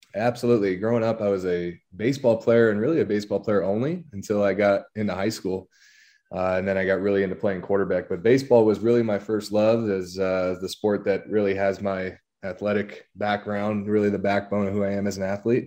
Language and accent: English; La Habra, California, United States; moved away; I'm from La Habra, California, uh, down in Southern California